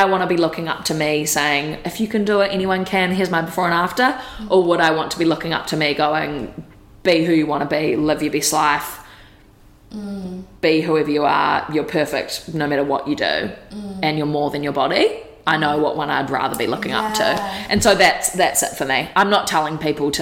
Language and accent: English; Wellington, New Zealand; moved away as an adult; now in Gold Coast, Australia; from Wellington. Okay. Yeah. Well, actually, I was born on the Gold Coast, but like, I haven't really lived here